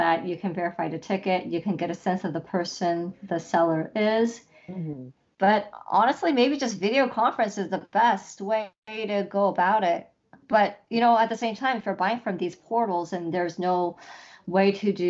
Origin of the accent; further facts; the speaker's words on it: Los Angeles, California, United States; LA is where I live